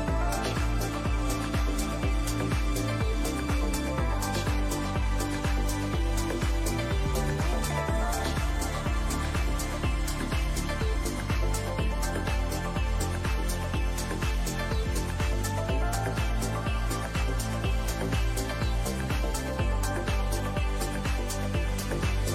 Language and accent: English; Lahti, Päijät-Häme, Finland; college radio here in Lahti, my hometown in Finland